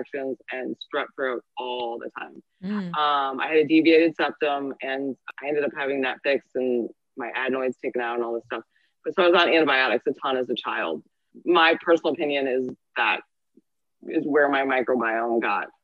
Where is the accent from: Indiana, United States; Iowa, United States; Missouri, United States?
Missouri, United States; St. Louis; moved away as an adult; also born or lived in Michigan / Los Angeles; I am from St. Louis, Missouri. I am a functional diagnostic nutritionist and I am a personal trainer. Mm-hmm. I grew up here